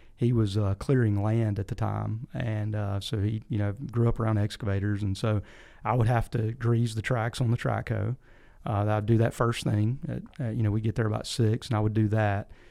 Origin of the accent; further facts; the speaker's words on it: Picayune, Mississippi, United States; moved away as an adult; now in Tennessee, United States; I grew up in South Mississippi, a little town called Picayune